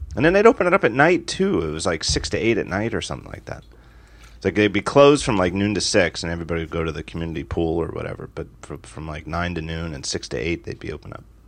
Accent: United States; as an American

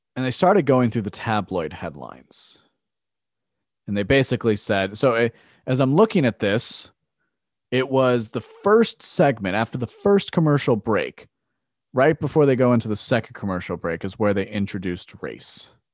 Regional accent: United States; as an American

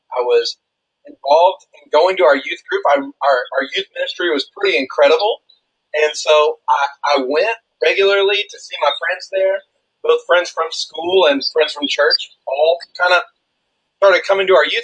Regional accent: Woodstock, Georgia, United States; moved away as an adult; now in Seattle, United States; I was born in Woodstock, Georgia, there in the South, you know, so that's about, 30 miles or so outside of Atlanta

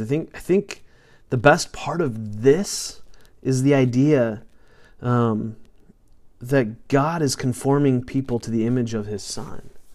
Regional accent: United States; I'm going to speak as an American because that's that's where that's where I live

